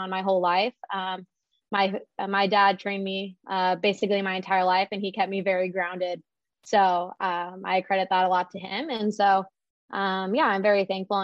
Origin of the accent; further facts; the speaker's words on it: San Diego, California, United States; I'm from San Diego, so I did stay pretty close for college.